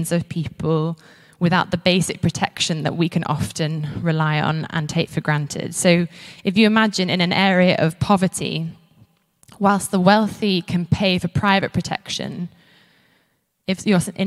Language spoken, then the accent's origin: English; Isle of Man; moved away as an adult; now in Edinburgh, United Kingdom; where I grew up in the Isle of Man